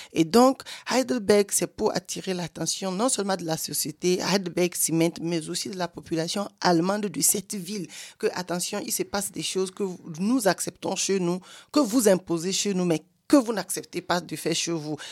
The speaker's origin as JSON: {"language": "French", "country": "Togo", "tie": "born or raised there", "moved": "yes", "lives_now": "Germany", "said": "au Togo et dans mon pays natal"}